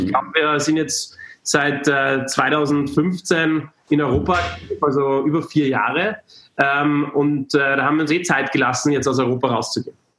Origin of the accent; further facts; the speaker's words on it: Austria; moved away; es war in Österreich, da konnte ich äh, zurück zu, in meine, meine Heimat mal wieder, wieder kehren